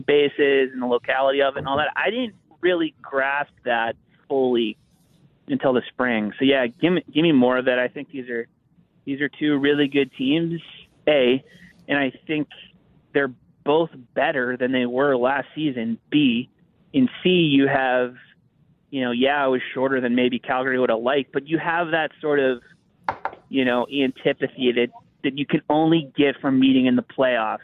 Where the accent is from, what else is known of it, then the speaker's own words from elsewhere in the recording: Pittsburgh, Pennsylvania, United States; I'm I'm I'm an American. I I grew up in Pittsburgh.